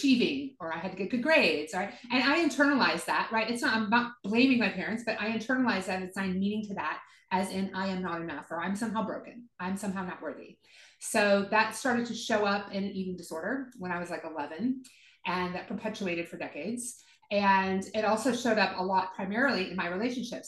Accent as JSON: {"language": "English", "region": "the South", "country": "United States", "tie": "born or raised there", "said": "I grew up in the South, so born again Christians"}